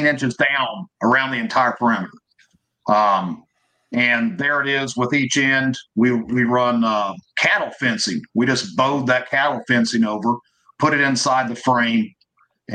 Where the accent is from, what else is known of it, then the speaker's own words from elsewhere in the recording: Missouri, United States; I'm from Missouri, you know, goat roping, sheep herding.